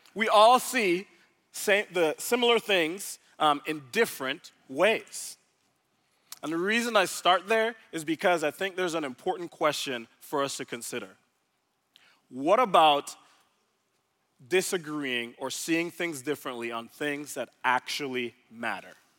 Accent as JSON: {"language": "English", "country": "Jamaica", "tie": "born or raised there", "moved": "as an adult", "lives_now": "Dallas, United States", "said": "I was originally born in Jamaica, so I'm from the Caribbean, not from around these parts."}